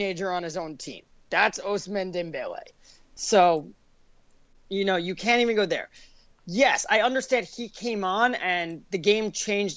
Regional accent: United States; I'm American

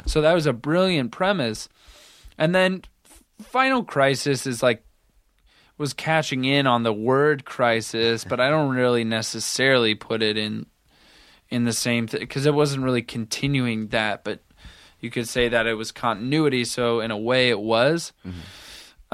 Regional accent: the Hawkeye State, Iowa, United States; I come from the Hawkeye state

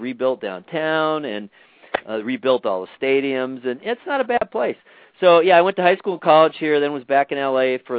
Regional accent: Los Angeles, California, United States; I am. I don't live there now, but I was born in the San Pedro Hospital, so

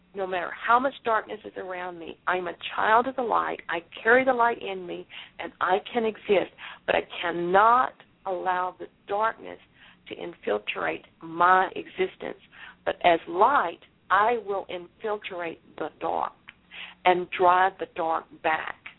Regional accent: Galveston, Texas, United States; I was born in Galveston, Texas

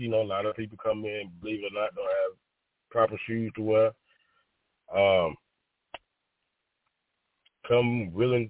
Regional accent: Alabama, United States; born or raised there

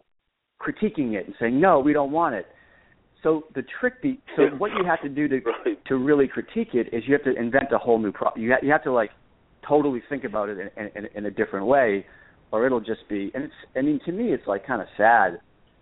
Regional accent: Boston, Massachusetts, United States; I'm from the North End

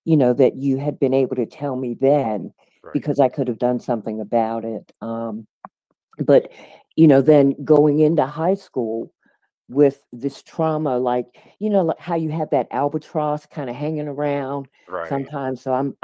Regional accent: Baltimore, Maryland, United States; moved away; also born or lived in Washington, D.C.; I was born in Washington, D.C., but by the age of five, due to my mom's promotion, we moved to Baltimore, Maryland. So generally, when folks ask me where I'm from, I always say Baltimore

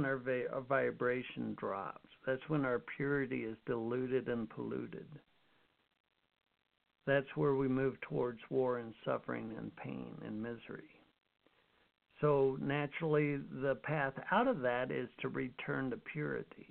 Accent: Utah, United States; I grew up in Utah

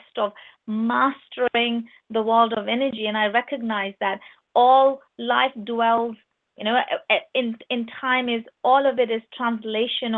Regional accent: Pakistan; moved away as an adult; now in United Kingdom; I'm from Pakistan, I lived in Pakistan until I was 19. And only when I was 19, I moved to UK through marriage.

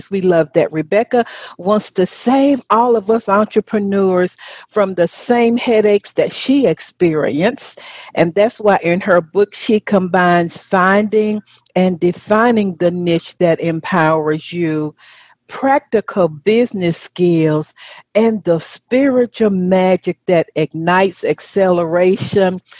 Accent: United Kingdom; accent: English; also born or lived in Wales; now in Mexico City, Mexico; Originally from the UK.

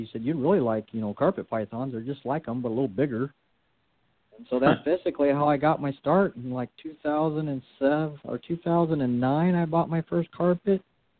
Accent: Southern California, United States; me growing up in Southern California, that stuff's everywhere.

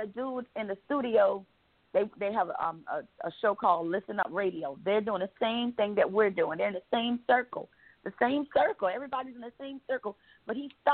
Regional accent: Savannah, Georgia, United States; moved away; also born or lived in Atlanta, Georgia / Macon, Georgia / Warner Robins, Georgia; I'm from Savannah, Georgia. That's where I'm originally from

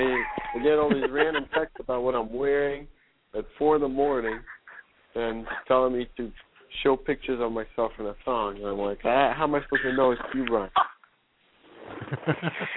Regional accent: New England, United States; I'm from New England

